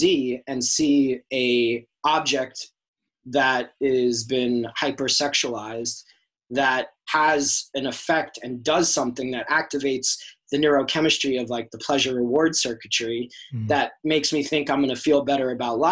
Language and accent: English; New York, United States; my high school growing up in New York